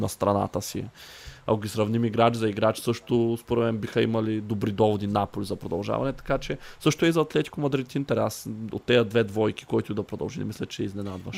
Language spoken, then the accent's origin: Bulgarian; Targovishte, Targovishte Province, Bulgaria; ние с колегата сме от търговище